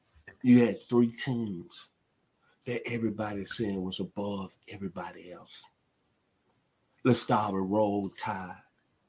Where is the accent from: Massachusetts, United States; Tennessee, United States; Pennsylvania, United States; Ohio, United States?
Tennessee, United States; Memphis; I was in the first grade at Longview Elementary in my hometown of Memphis, Tennessee, the 901.